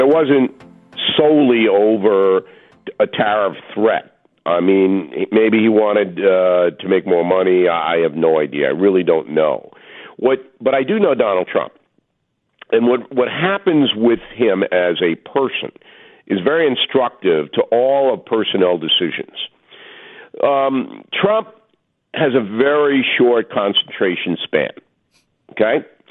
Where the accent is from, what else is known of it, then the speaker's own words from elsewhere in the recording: Long Island, New York, United States; my hometown newspaper Newsday on Long Island